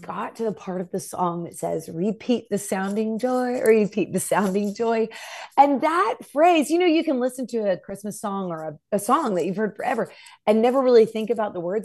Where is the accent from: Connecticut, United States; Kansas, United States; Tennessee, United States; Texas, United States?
Tennessee, United States; Nashville; I'm from Nashville, so it's a very musical place.